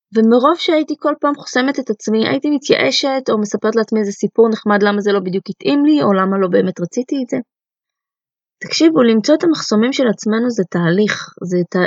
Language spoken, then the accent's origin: Hebrew; Israel; first language Russian; also born or lived in Soviet Union; עליתי לארץ אה, בגיל חצי שנה עם ההורים שלי מברית המועצות לשעבר, ומן הסתם השפה שדיברו בבית הייתה רוסית